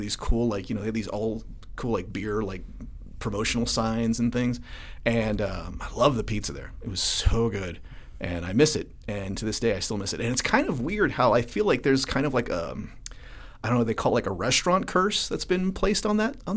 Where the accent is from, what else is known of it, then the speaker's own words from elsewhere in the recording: Denver, Colorado, United States; growing up in the North Side.